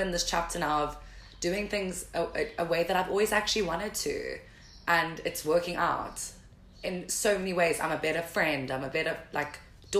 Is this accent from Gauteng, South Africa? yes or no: no; Durban, KwaZulu-Natal, South Africa; accent: Durban; now in Cape Town, South Africa; growing up in Durban and stuff, Durban is quite conservative.